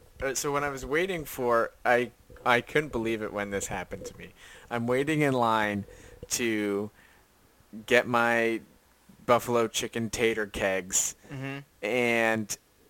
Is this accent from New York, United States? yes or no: no; Lancaster County, Pennsylvania, United States; I am from Lancaster County.